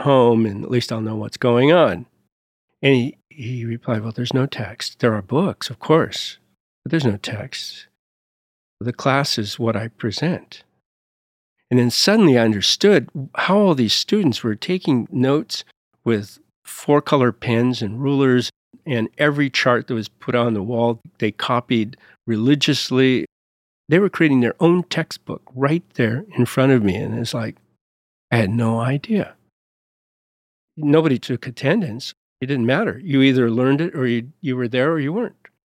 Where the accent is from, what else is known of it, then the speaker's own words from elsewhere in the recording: United States; also born or lived in Montpellier, France; As an American